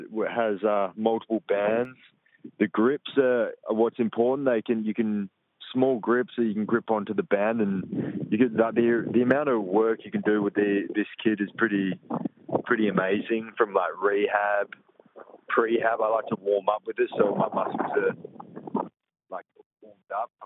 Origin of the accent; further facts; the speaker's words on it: Perth, Western Australia, Australia; my hometown